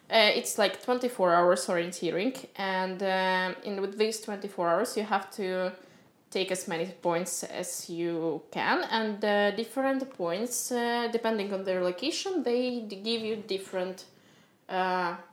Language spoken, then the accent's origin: English; Moscow, Russia; born or raised there; English is a second language